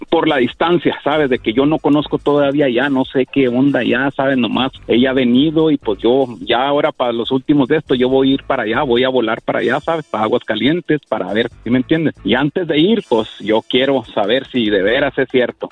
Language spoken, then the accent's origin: Spanish; Chihuahua, Mexico; now in Kansas, United States; soy de Chihuahua y vivo en Kansas